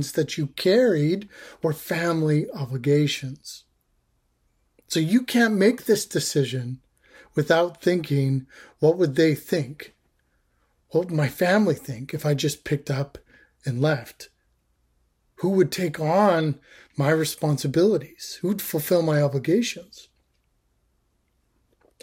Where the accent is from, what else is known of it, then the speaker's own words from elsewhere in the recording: Canada; I'm Canadian.